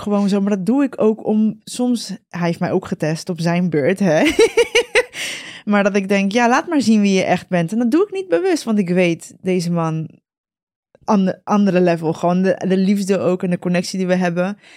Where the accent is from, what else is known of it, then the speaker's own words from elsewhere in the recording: Costa Rica; moved away; ik ben in Costa Rica geboren.